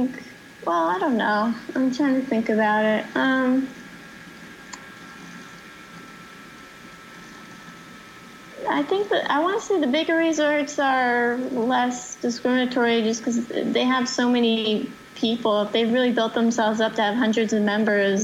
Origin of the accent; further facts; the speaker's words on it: New Jersey, United States; Rock Lodge, that's the club I grew up at in New Jersey